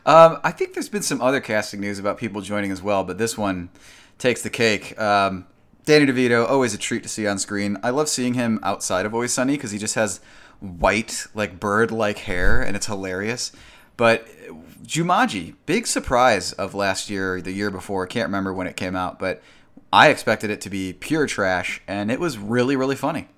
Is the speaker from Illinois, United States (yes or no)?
yes; Kankakee, Illinois, United States; my hometown, Kankakee.